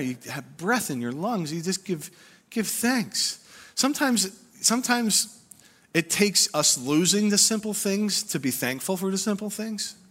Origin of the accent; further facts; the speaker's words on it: United States; us as American Christians